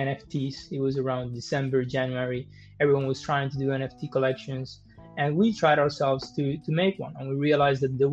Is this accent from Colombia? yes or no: yes; Colombia; moved away; also born or lived in Germany / Geneva; I'm from Colombia